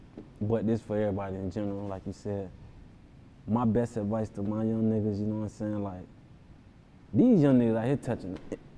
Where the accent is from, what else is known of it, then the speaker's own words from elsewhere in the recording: Broward County, Florida, United States; I'm from Broad County. You know what I'm saying? It's like down south, feel me? Florida.